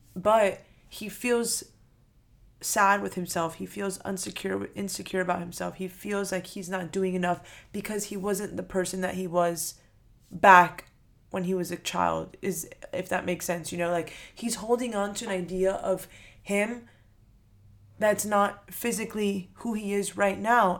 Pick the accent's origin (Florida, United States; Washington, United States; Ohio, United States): Florida, United States; Miami; I'm from Miami